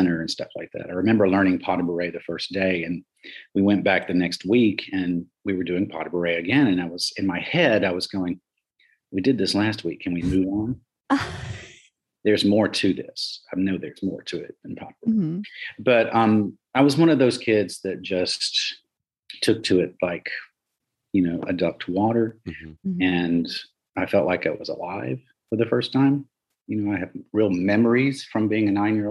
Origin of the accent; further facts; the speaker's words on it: Union Springs, Alabama, United States; moved away as an adult; also born or lived in New York; there was no hotel in Union Springs, Alabama, my hometown